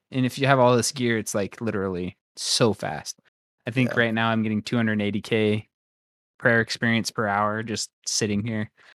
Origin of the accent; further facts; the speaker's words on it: Royal City, Washington, United States; Royal City football, the Royal Knights